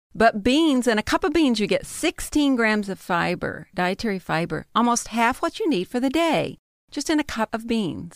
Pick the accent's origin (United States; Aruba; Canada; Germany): United States; the South; I'm from the South